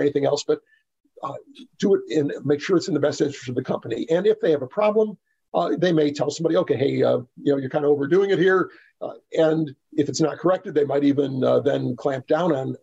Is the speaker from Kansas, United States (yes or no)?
no; Texas, United States; I'm from Texas